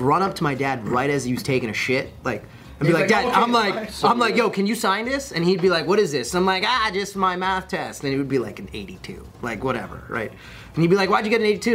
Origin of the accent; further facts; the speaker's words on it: New York, United States; I grew up in New York